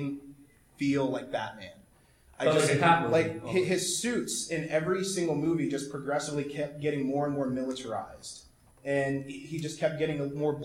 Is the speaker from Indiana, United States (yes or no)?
yes; Fort Wayne, Indiana, United States; I'm actually from Fort Wayne, Indiana